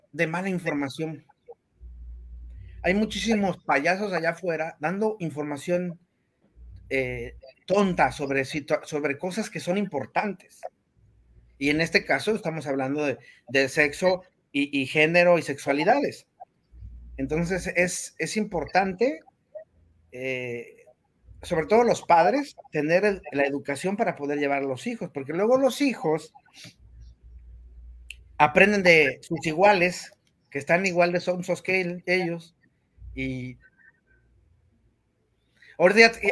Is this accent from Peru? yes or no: no; Mexico City, Mexico; Le digo, ¿cómo extraño esto? Porque yo, yo también soy del DF. ¿Cómo lo extraño?